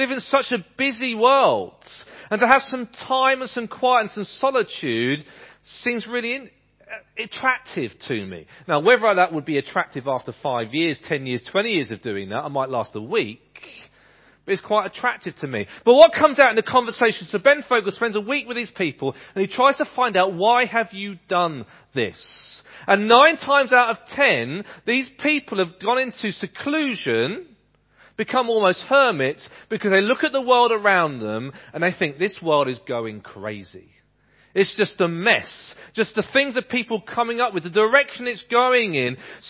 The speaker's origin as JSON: {"language": "English", "town": "Ipswich", "region": "East of England", "country": "United Kingdom", "tie": "born or raised there", "said": "There's a community like that in the town that I was growing up in Ipswich."}